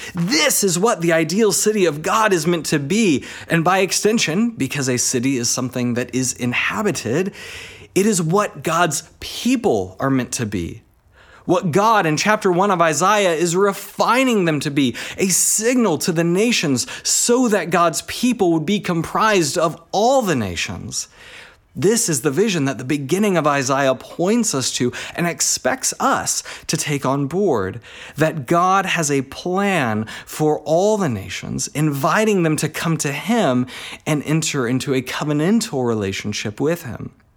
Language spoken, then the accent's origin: English; Texas, United States; moved away as an adult; also born or lived in Alaska / United Kingdom; now in Australia; I have spent most of my time in Texas, and, uh, that's, uh, uh, where I, I kinda did primary school and did uni